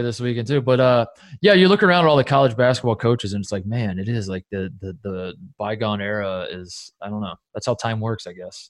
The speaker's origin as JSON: {"language": "English", "region": "Indiana", "country": "United States", "tie": "born or raised there", "said": "When I was growing up in Indiana"}